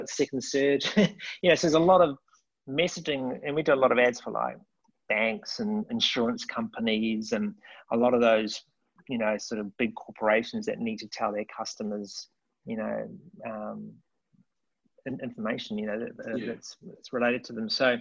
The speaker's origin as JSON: {"language": "English", "town": "Hamilton", "region": "Waikato", "country": "New Zealand", "tie": "born or raised there", "also_born_or_lived": "Wellington, New Zealand", "said": "moved from Hamilton, my hometown, left my mum and dad"}